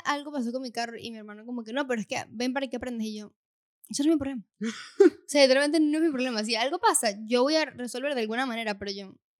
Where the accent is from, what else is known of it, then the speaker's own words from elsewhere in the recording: Venezuela; moved away; en nuestro caso de donde somos, en Venezuela